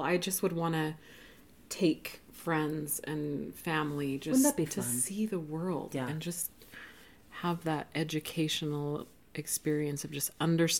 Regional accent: Roy, Utah, United States; And I grew up, I don't know, 20 miles north of here in Roy, Utah.

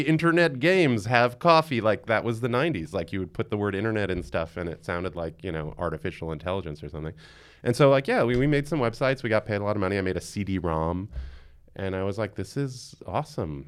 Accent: New York City, New York, United States; I'm born and raised in Queens, and I still live in Queens in Long Island City

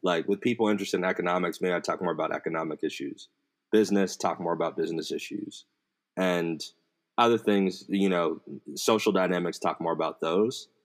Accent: United States; I grew up in America my whole life.

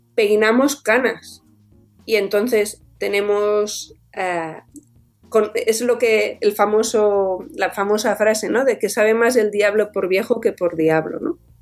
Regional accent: Alcover, Catalonia, Spain; Yo soy de un pueblecito chiquitín que está en Alcover, en, Tarragona, al norte de Portaventura

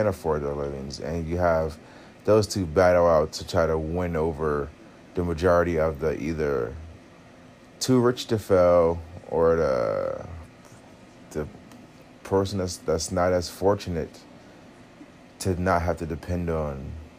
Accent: United States; because essentially I'm American.

